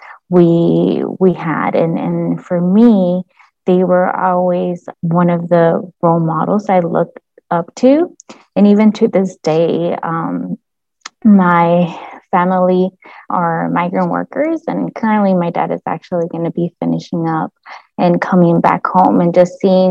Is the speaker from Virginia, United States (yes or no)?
no; Palmview, Texas, United States; moved away as an adult; also born or lived in Austin, Texas; I am originally from the Rio Grande Valley. I grew up in a small border town, specifically called Palmview, Texas